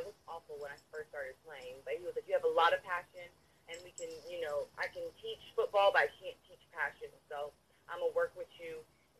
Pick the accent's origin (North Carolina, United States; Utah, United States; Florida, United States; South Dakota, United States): Florida, United States; Tampa; also born or lived in San Antonio / Houston; From Houston, Texas. So I was born in San Antonio. My whole family is based out of Houston. I'm a military brat, so I've moved here, there, and But most of my life, I grew up in Tampa, but I would, my heart is with Houston.